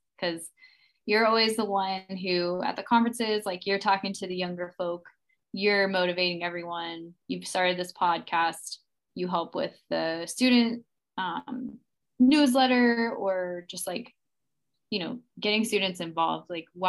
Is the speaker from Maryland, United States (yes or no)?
yes; Maryland, United States; I will say I'm from Maryland.